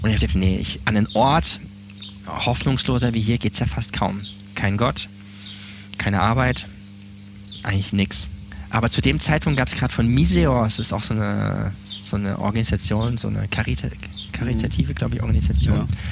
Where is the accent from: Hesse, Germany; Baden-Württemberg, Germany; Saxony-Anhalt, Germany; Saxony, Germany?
Baden-Württemberg, Germany; moved away as an adult; also born or lived in Neubrandenburg; now in Montpellier, France; ich bin aufgewachsen in Süddeutschland, Südbaden